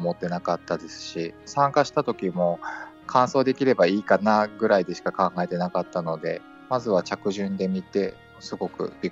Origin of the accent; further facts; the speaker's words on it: Fukui, Japan; 地元の福井で車椅子屋さんがあるので、そこで測定していただいて